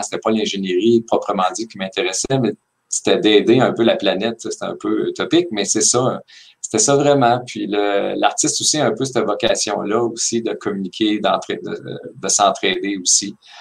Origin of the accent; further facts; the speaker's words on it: Victoriaville, Quebec, Canada; j'ai été élevé à Victoriaville